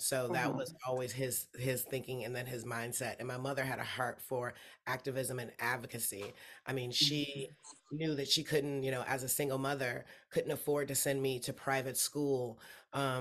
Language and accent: English; Detroit, Michigan, United States; also born or lived in Grand Rapids, Michigan; I was born in literally in Detroit on the west side. And I lived there until I was 10. And then I moved up to Grand Rapids in Michigan.